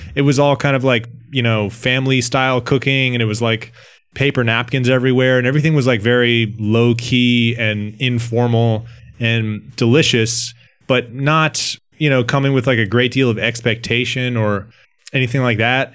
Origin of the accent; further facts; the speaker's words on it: Washington, District of Columbia, United States; in my hometown in, um, Washington, D C